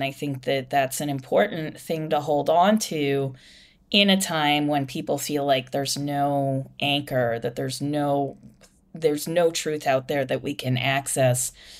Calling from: Ireland; I'm calling you from Ireland right now.

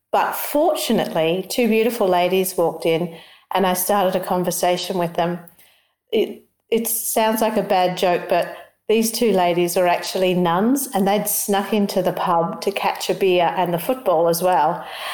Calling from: Australia; I'm calling in from Australia.

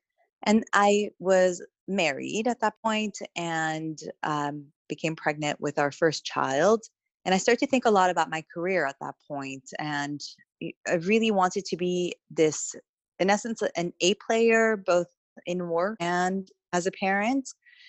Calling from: London, United Kingdom; So I'm calling from London at the moment. We live in Southwest London.

